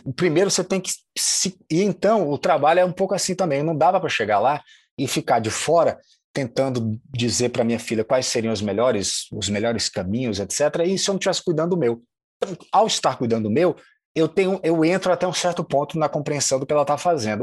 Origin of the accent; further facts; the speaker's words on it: Salvador, Bahia, Brazil; moved away as an adult; also born or lived in Diamantina, Minas Gerais / Germany; now in Rio de Janeiro, Brazil; Eu nasci em Diamantina, passo três anos na Alemanha, volto para Salvador com quatro e vivi lá até os 25